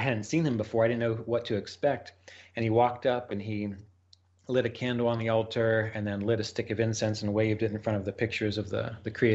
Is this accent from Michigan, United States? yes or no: no; West Virginia, United States; I grew up in West Virginia, which is where I am now